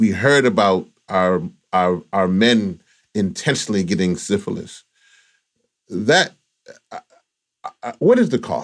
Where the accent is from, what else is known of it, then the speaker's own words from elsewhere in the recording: the South, United States; I'm also from the South as well